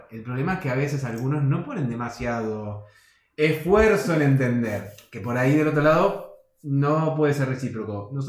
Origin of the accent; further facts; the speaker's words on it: Buenos Aires, Argentina; accent: porteño yeísmo; moved away as an adult; now in Alicante, Spain; siendo argentino, sobre todo de Buenos Aires, siendo porteño, con el yeísmo bien